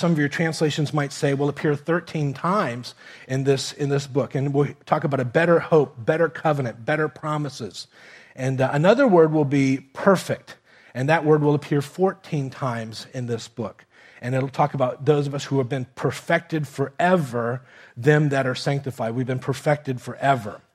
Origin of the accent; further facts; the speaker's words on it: Miami, Florida, United States; also born or lived in Kentucky; I grew up in Miami, here in South Florida